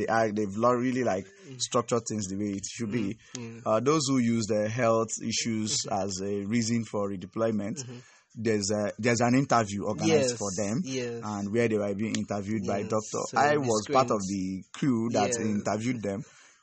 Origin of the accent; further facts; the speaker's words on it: Enugu State, Nigeria; I hail from Enugu State.